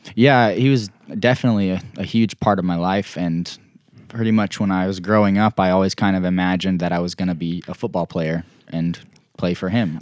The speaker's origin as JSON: {"language": "English", "town": "Greenwood", "region": "Arkansas", "country": "United States", "tie": "born or raised there", "also_born_or_lived": "Tulsa, Oklahoma / Broken Arrow, Oklahoma", "said": "we lived there in Broken Arrow, Oklahoma, right by Tulsa, until I was in first grade when I moved to Greenwood, Arkansas"}